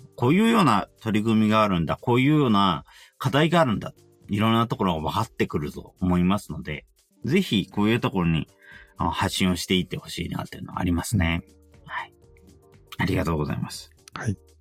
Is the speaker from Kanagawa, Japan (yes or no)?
yes; Yokohama, Kanagawa, Japan; 自分は横浜